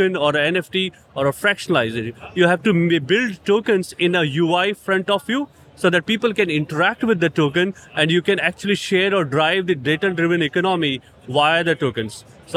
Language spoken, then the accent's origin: English; India; India, I'm from India